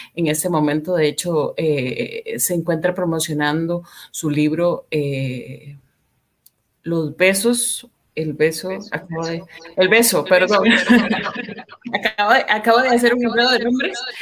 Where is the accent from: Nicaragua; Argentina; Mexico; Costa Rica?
Costa Rica; soy periodista costarricense